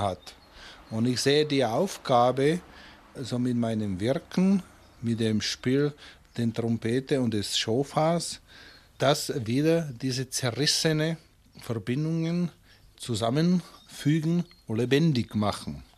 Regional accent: Bohemia, Czechia; moved away as an adult; also born or lived in Munich; now in Germany; ich komme aus Böhmen

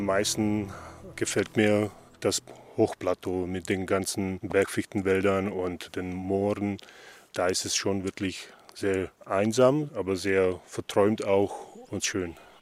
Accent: Slovakia; moved away; ich komme aus der Slowakei, ich bin es gewohnt. Wir sind früher in Hohe Tatra in den Wald gegangen

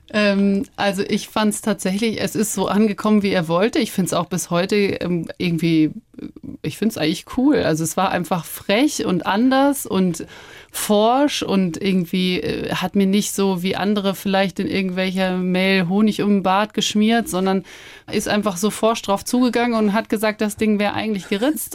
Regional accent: Ammersee, Bavaria, Germany; moved away; am Ammersee bin ich ja schon sehr in der Natur und ländlich aufgewachsen.

